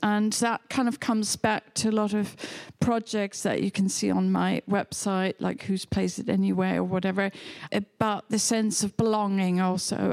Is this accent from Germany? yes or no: yes; Hamburg, Germany; English is a second language; moved away as an adult; also born or lived in England; now in New York, United States; I was born in near Hamburg on the River Elbe